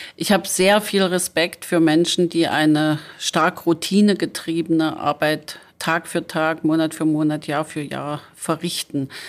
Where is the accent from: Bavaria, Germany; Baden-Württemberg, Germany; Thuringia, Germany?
Thuringia, Germany; Apolda; ich bin in Apolda aufgewachsen